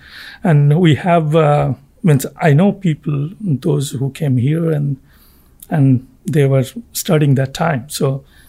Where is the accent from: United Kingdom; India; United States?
India; Kolkata, West Bengal; I am from India.